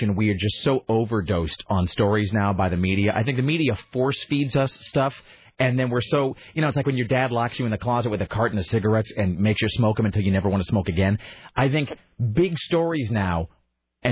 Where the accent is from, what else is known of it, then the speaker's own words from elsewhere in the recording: United States; I grew up in Washington